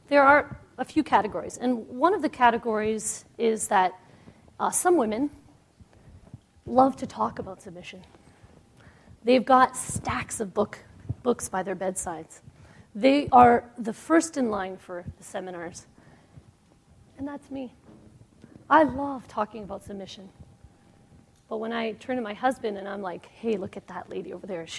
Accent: Toronto, Ontario, Canada; I'm from Toronto, Canada

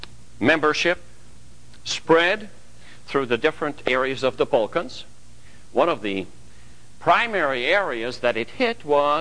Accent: Hungary; I remember personally when we came from Hungary, and this was not that long ago, in 1956, we came to Regina.

